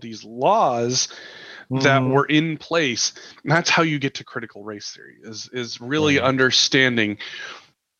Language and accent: English; Montana, United States; growing up in Montana